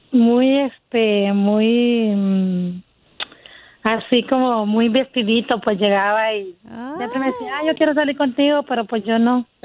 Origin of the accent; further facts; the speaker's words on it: Honduras; Soy de Honduras.